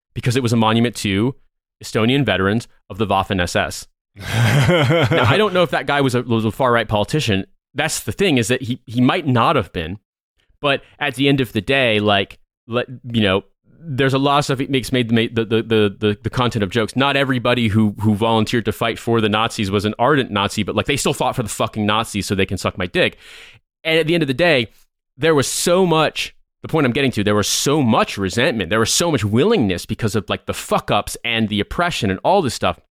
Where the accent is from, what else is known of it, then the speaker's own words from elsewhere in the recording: United States; as an American